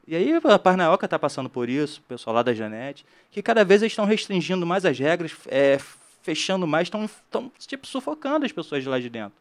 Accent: Rio de Janeiro, Brazil; Eu sou do Rio de Janeiro, então sou guia local do Rio de Janeiro, regional.

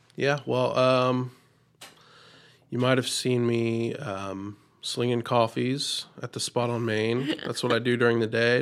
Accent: Jackson, United States; I was born and raised in Jackson

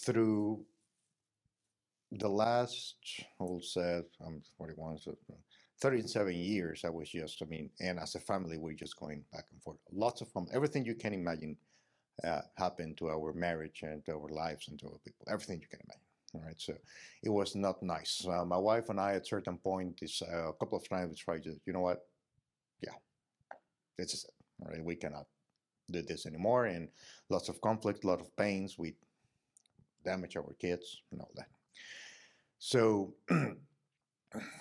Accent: Mexico; I'm from Mexico

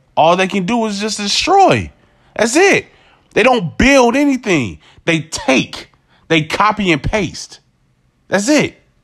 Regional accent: United States; I'm an American

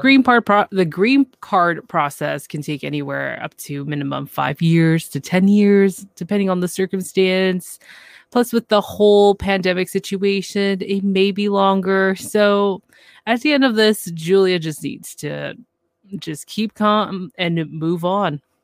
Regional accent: Canada; I'm from Canada

